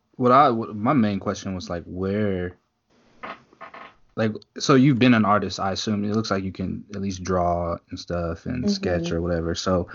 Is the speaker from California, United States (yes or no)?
no; Wichita, Kansas, United States; She's from Wichita, so my hometown, Juan.